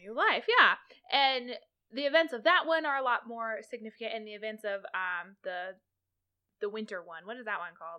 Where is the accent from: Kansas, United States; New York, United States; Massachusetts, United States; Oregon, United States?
Kansas, United States; I grew up in Kansas. I did my entire public education in the state of Kansas.